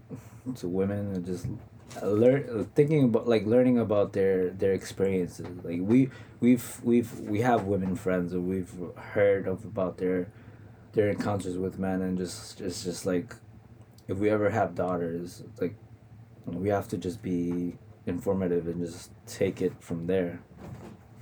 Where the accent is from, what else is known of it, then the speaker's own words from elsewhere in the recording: New York City, New York, United States; I'm from Queens